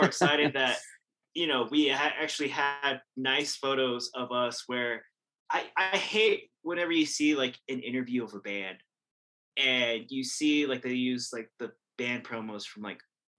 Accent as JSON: {"language": "English", "region": "Wyoming", "country": "United States", "tie": "born or raised there", "said": "I grew up in Wyoming"}